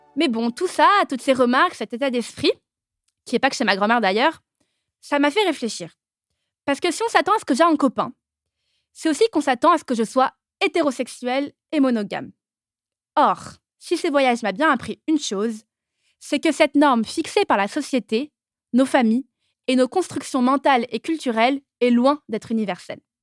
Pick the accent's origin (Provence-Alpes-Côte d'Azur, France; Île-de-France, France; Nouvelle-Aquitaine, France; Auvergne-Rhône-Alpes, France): Île-de-France, France; Paris; je suis née et j'ai grandi à Paris.